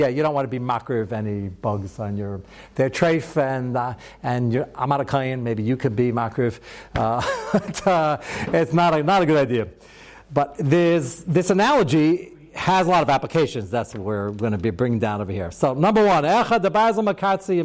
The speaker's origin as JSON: {"language": "English", "country": "United States", "said": "as an American"}